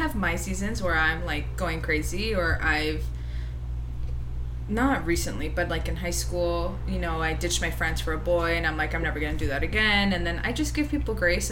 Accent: Los Angeles, California, United States; Born and raised LA.

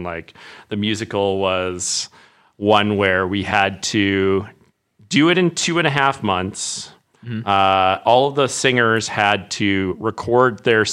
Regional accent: Regina, Saskatchewan, Canada; moved away as an adult; now in Edmonton, Canada; I started working as an improviser in Regina, which is where I'm from.

